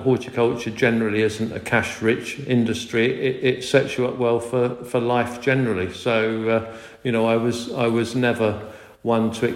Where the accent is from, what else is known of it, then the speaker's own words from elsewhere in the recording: Hertfordshire, East of England, United Kingdom; moved away; also born or lived in Midlands; we moved to the Midlands from Hertfordshire, where I was born and brought up originally